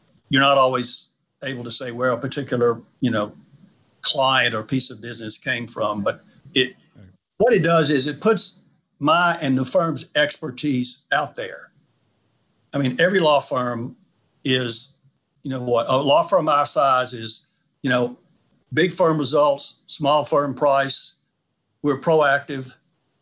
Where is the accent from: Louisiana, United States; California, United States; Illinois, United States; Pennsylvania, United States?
Louisiana, United States; I'm from Louisiana